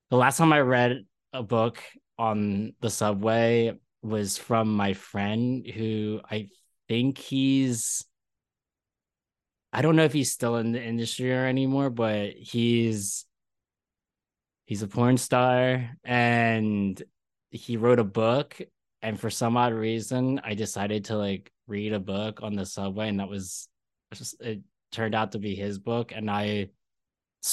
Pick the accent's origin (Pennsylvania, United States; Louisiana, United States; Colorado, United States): Pennsylvania, United States; Philadelphia; now in New York, United States; I'm from Philadelphia